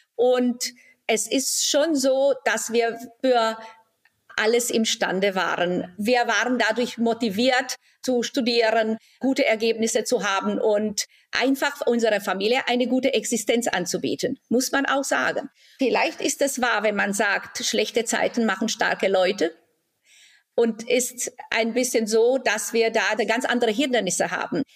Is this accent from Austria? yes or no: no; Timișoara, Timiș County, Romania; moved away as an adult; also born or lived in Germany; now in Baden-Baden, Germany; In Timisoara, Rumänien.